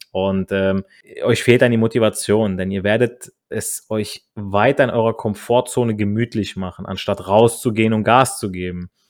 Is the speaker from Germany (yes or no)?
no; Italy; ich als Italiener spreche viel mit meinen Händen